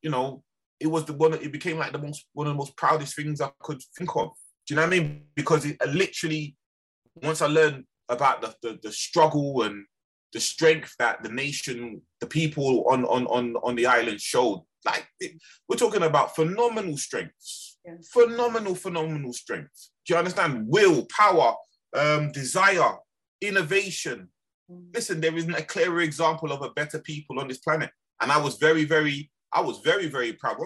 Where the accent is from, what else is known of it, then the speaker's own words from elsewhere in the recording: London, United Kingdom; growing up in Brixton